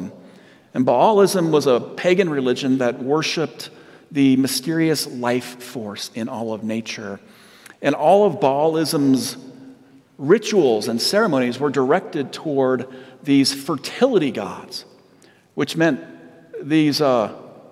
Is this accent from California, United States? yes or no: yes; Southern California, United States; moved away; I'm from Southern California